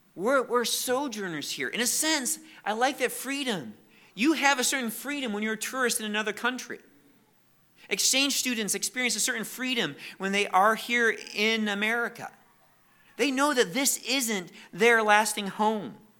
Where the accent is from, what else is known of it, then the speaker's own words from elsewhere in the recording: United States; We are very thankful for the freedoms we have as Americans.